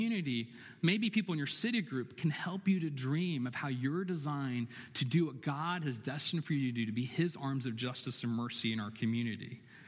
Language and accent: English; Chapel Hill, North Carolina, United States; I was born and raised in Chapel Hill